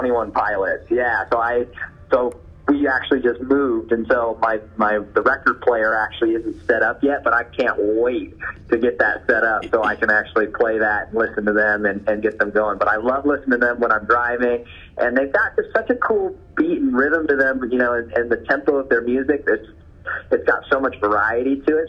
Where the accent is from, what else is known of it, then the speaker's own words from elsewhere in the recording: Reno, Nevada, United States; moved away as an adult; now in Folsom, United States; I am originally from Reno, Nevada, and I came to California to join Lifetime